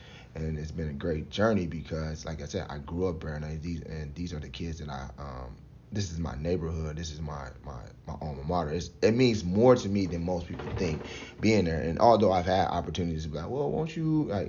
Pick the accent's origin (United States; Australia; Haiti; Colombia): United States; Maple Heights, Ohio; They were all great people who kind of like were a part of my life growing up in Maple Heights.